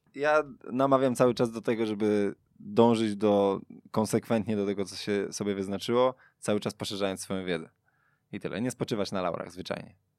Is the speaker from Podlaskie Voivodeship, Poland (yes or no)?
no; Sulejówek, Masovian Voivodeship, Poland; Pochodzę z Sulejówka, tam jest jeden klub, Wiktoria Sulejówek, w którym ja grałem właściwie większość mojej kopanej, śmiesznej kariery